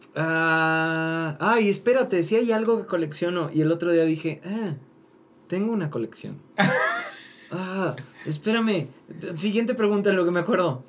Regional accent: Mérida, Yucatán, Mexico; soy de Mérida.

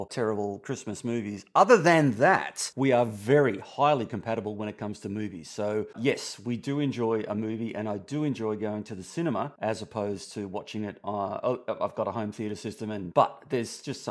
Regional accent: Australia; from Down Under

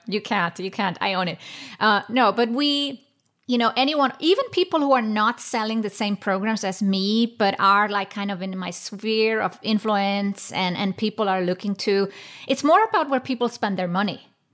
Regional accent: Iceland; I come from Iceland

